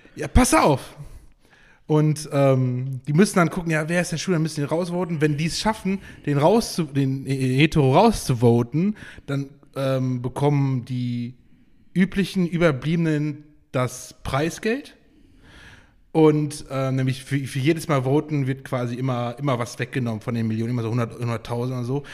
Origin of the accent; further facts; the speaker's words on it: Geldern, North Rhine-Westphalia, Germany; bei uns in Geldern